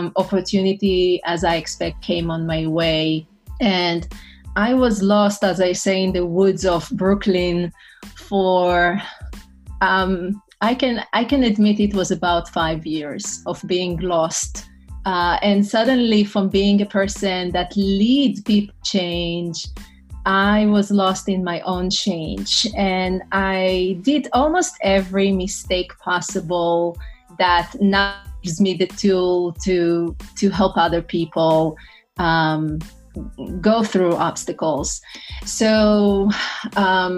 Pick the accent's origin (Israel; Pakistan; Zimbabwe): Israel; English is a second language; moved away as an adult; also born or lived in New York City, United States; now in North Carolina, United States; originally I'm from Israel.